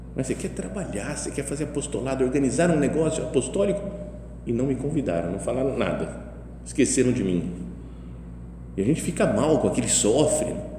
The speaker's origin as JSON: {"language": "Portuguese", "country": "Brazil", "said": "eu sou brasileiro, estou aqui, de fora"}